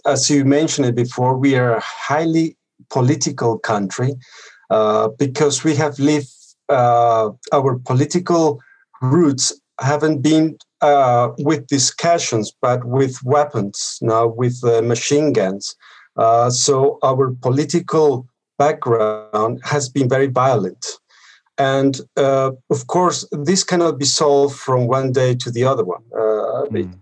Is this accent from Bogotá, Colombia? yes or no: yes; Bogotá, Colombia; moved away; I grew up in Colombia and I went to, uh, in Bogota, I went to school and at university